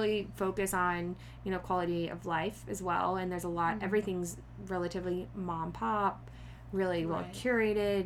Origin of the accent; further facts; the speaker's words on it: Houston, Texas, United States; moved away as an adult; also born or lived in Bondi, Sydney, Australia / Los Angeles; I grew up in Houston, Texas, actually like 45 minutes of Houston. So it was a very small suburban town